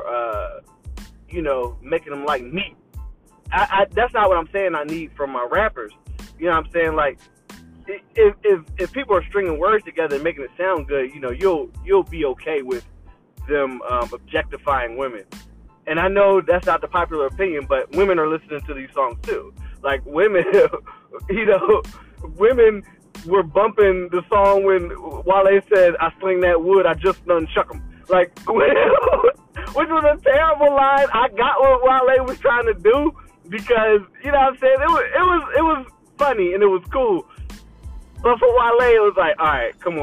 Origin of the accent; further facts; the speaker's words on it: Philadelphia, Pennsylvania, United States; moved away; I'm from Philly